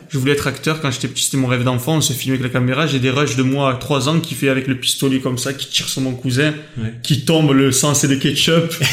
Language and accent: French; France; j'ai grandi en France